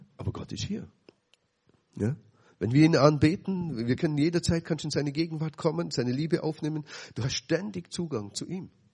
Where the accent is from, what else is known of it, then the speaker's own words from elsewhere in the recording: Dillingen, Bavaria, Germany; so sieben Kilometer weg von dem Stadt, wo ich aufgewachsen bin